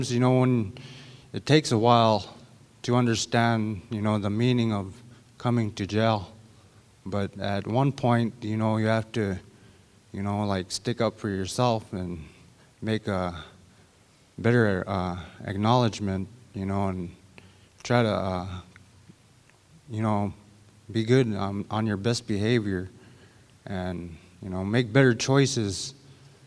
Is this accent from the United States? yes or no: yes; St. Lawrence Island, Alaska, United States; moved away as an adult; also born or lived in Shaktoolik, Alaska; I'm originally from St. Lawrence Island, and I moved to Shaktulik like 7 years ago.